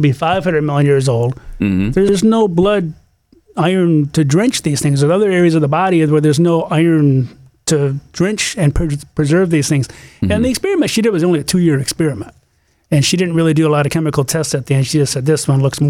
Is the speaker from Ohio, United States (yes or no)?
no; Michigan, United States; moved away; as a high school kid with my brothers growing up in Michigan.